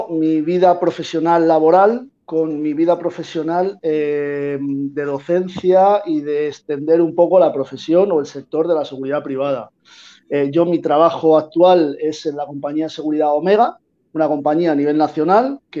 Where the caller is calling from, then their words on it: Málaga, Andalusia, Spain; Pues os hablo de Málaga, de Málaga, de la Costa del Sol